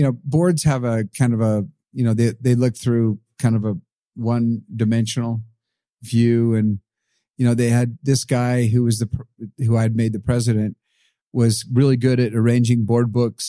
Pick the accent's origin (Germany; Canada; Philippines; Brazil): Brazil; born there; And then I was born in Brazil. My dad was a missionary there.